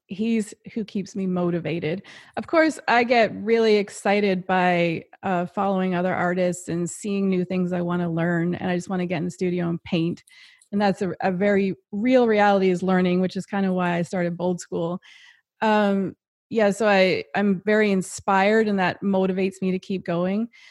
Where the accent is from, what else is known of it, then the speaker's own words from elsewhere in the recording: Happy Adventure, Newfoundland and Labrador, Canada; I'm from Newfoundland, and I grew up in a really small town